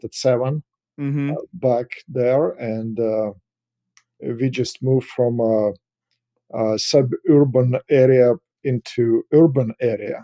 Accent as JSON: {"language": "English", "country": "Russia", "tie": "born or raised there", "also_born_or_lived": "Kazakhstan", "moved": "as an adult", "lives_now": "Los Angeles, United States", "said": "I grew up in Russia. I immigrated, so I was there until I was 22."}